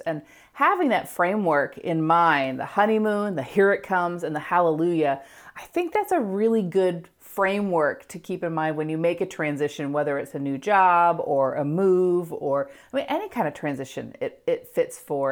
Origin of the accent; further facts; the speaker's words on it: United States; being an American